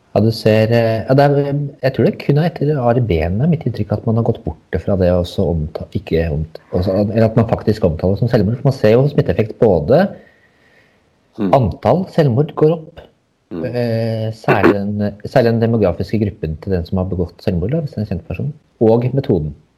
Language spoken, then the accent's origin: Norwegian; Hadeland, Innlandet, Norway; jeg er fra Hadeland.